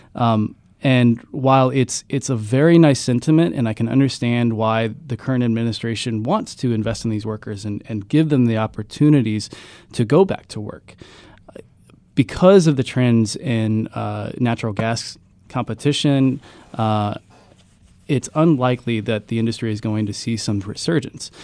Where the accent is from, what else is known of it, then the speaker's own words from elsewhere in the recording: Ironton, Ohio, United States; moved away; I grew up in Ironton, Ohio. I, I went to Ironton High School